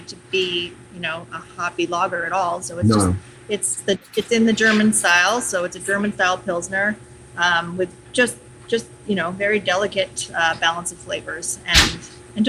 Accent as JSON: {"language": "English", "town": "Montreal", "region": "Quebec", "country": "Canada", "tie": "born or raised there", "moved": "yes", "lives_now": "Uxbridge, Canada", "said": "I grew up in Montreal"}